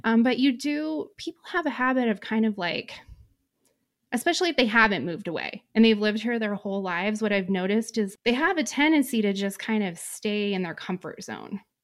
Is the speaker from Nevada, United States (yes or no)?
yes; Reno, Nevada, United States; moved away as an adult; I am from Reno, Nevada, born and raised